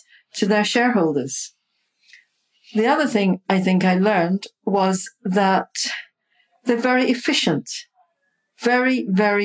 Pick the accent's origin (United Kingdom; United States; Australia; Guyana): Guyana; I grew up in Sobrianville, which is very close to the sea.